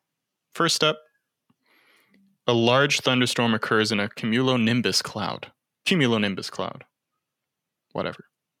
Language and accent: English; Canada; We're Canadian.